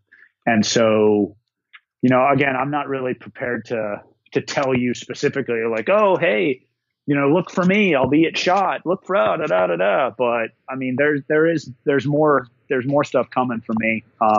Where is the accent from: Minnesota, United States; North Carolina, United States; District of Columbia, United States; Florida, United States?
Minnesota, United States; up in the North Woods, my home state of Minnesota